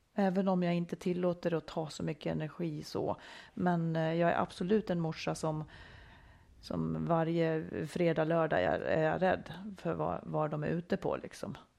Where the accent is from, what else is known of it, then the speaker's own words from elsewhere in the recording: Dalarna County, Sweden; jag kommer ifrån Dalarna, mycket skog omkring mig